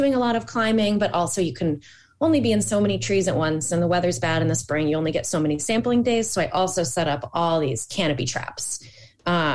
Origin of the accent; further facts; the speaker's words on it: upstate New York, United States; I grew up in upstate New York too